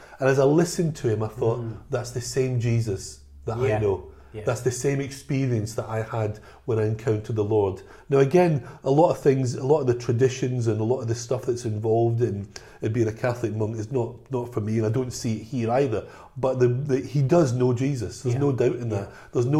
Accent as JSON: {"language": "English", "town": "Glasgow", "region": "Scotland", "country": "United Kingdom", "tie": "born or raised there", "said": "I mean, I was brought up in Glasgow."}